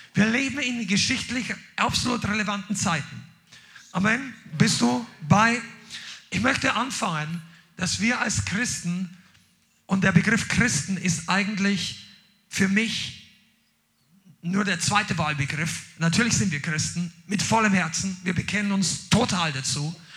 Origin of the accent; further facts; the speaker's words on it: Germany; Mein Pass sagt, ich bin Deutscher.